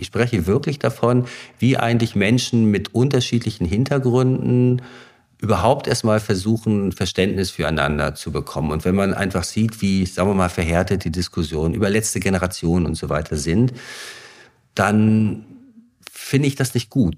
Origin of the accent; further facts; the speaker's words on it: Greifswald, Mecklenburg-Vorpommern, Germany; ich bin in Greifswald geboren, 1969